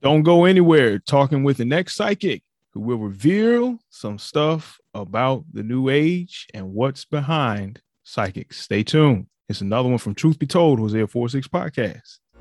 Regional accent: Virginia, United States; My home state of Virginia

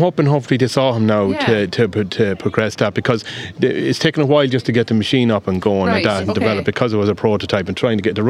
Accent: Westmeath, Ireland; accent: Westmeath; now in Clare, Ireland; I come from a farm in Westmeath, and I'm from Clare. Those that know me, they pick up the accent down here to know. I still have got the Westmeath.

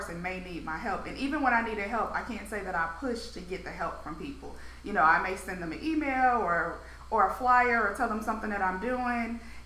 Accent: St. Louis, Missouri, United States; moved away; I'm born and raised there, my hometown

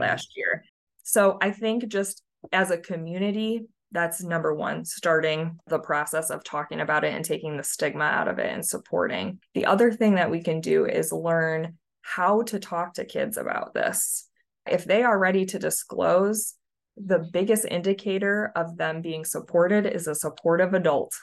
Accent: Michigan, United States; moved away as an adult; also born or lived in Tennessee; now in Nashville, United States; I'm originally from Michigan

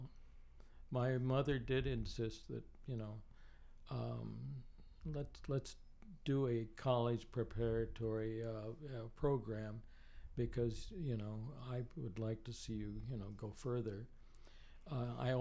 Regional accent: inland Southern California, United States; also born or lived in Los Angeles, California; I grew up, though, in the hinterland, inland, where what was once known as the Virginia Dare Winery, the largest

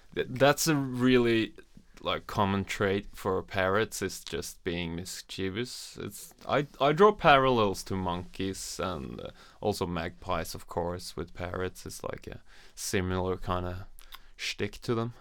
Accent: Norway; I'm from Norway

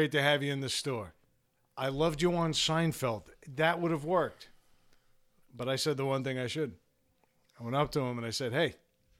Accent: New York, United States; For those new to the show, I'm from New York.

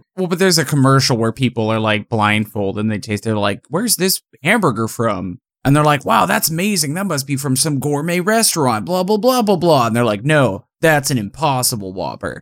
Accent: Manhattan, Kansas, United States; born or raised there; moved away

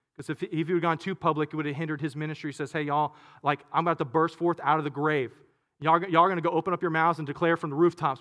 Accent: Katy, Texas, United States; I grew up in Katy, but we had some land out in, uh, in, in, in Waller, uh, area, really Hempstead, really Monaville

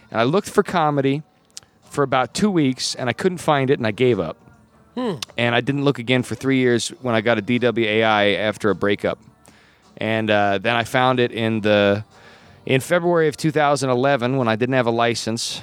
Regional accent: Gillette, Wyoming, United States; moved away as an adult; I was born in Gillette, Wyoming in in the late '80s

